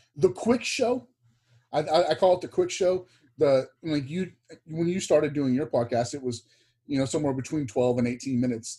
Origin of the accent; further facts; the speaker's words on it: Texas, United States; lived growing up in Texas.